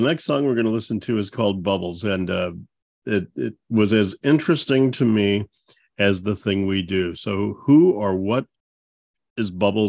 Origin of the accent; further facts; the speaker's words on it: St. Louis, Missouri, United States; So I grew up in St. Louis.